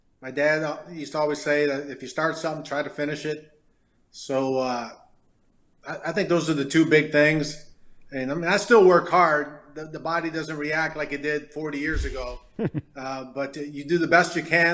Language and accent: English; Detroit, Michigan, United States; moved away; also born or lived in Farmington, Michigan; growing up in Detroit